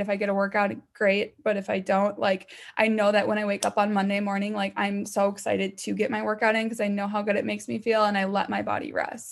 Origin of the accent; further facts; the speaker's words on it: Minnesota, United States; I'm from Minnesota